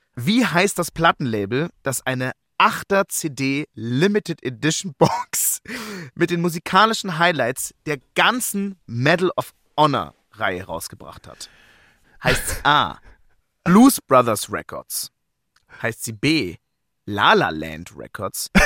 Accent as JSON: {"language": "German", "country": "Germany", "said": "als Deutscher"}